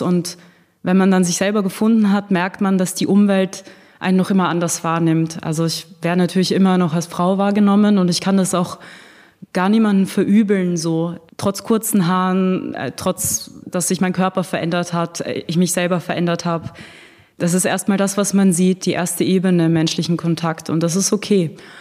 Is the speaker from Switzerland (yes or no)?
no; Austria; now in Berlin, Germany; Ich bin ursprünglich aus Österreich.